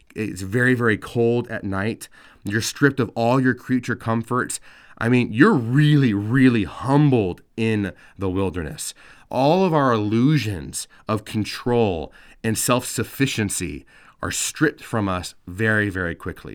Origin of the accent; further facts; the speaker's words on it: California, United States; I, I grew up in California